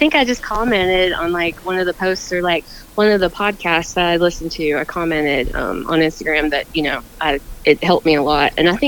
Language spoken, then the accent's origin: English; Keystone, Florida, United States; Yep, still here. Yep.